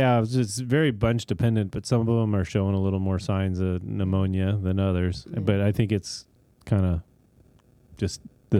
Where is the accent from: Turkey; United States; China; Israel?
United States; the Delta, California; growing up in the Delta.